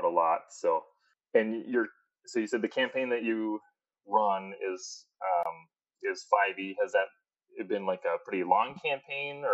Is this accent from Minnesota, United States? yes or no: yes; Minnesota, United States; I come from a pretty small town in Minnesota